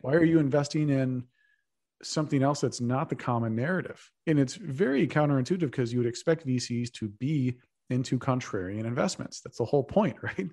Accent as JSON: {"language": "English", "region": "Texas", "country": "United States", "moved": "as an adult", "lives_now": "San Francisco, United States", "said": "I'm a Texan"}